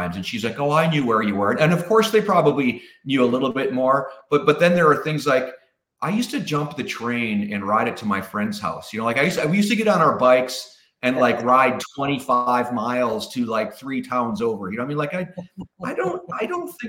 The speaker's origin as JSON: {"language": "English", "town": "Pewaukee", "region": "Wisconsin", "country": "United States", "tie": "born or raised there", "moved": "as an adult", "said": "I'm from Wisconsin. So there's a little town outside of Milwaukee called Pewaukee. It's a suburb, and that's where I grew up"}